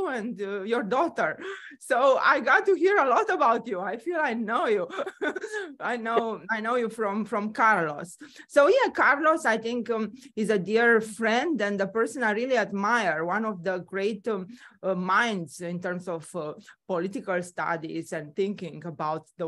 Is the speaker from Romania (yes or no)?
yes; Romania; moved away as an adult; also born or lived in Bucharest, Romania / New York, United States; now in United States; I'm originally from Romania. I grew up there.